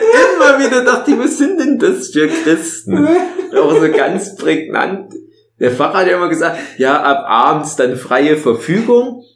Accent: East Germany, Germany; bei uns im Osten Jugendweihe

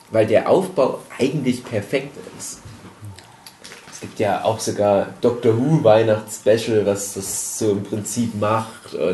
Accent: Saxony, Germany; in meine alte Heimat fahre, ins Erzgebirge und den auch viel mit meinen Eltern zum Beispiel angucke

